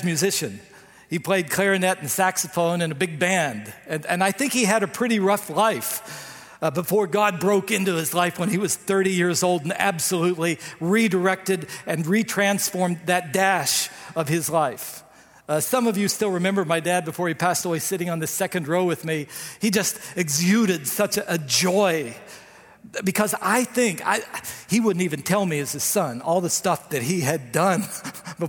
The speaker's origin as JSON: {"language": "English", "region": "West Virginia", "country": "United States", "moved": "yes", "said": "I come from West Virginia"}